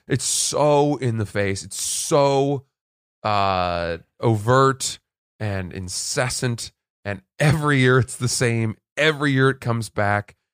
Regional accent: Maine, United States; moved away; growing up in Maine, where the whole, wor-, the whole state smelled like

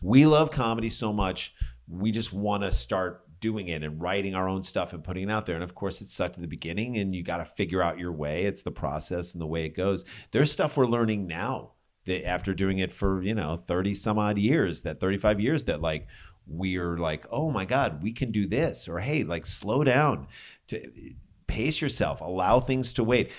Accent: St. Louis, Missouri, United States; moved away; we came from St. Louis

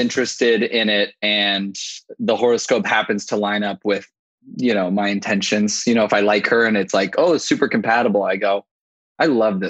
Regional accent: Los Angeles, California, United States; I'm 29 years old. I grew up in LA. So in the San Fernando Valley. Los Angeles's armpit.

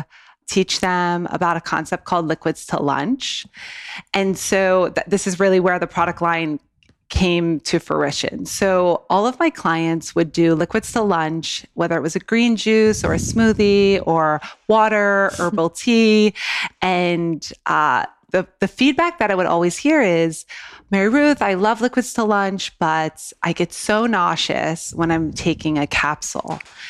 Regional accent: East Coast, United States; moved away; I'm originally from the East Coast

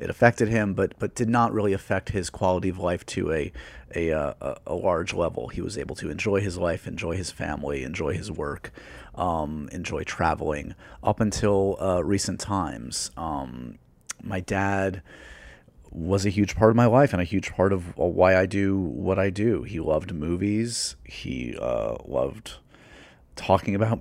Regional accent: New York, United States; growing up in New York

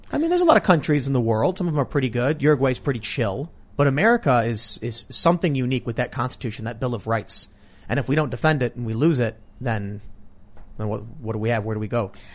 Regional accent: Chicago, Illinois, United States; I grew up here. I grew up in Chicago.

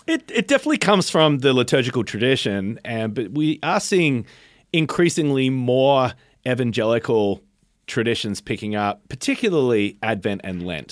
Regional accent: Australia; born or raised there; now in United States

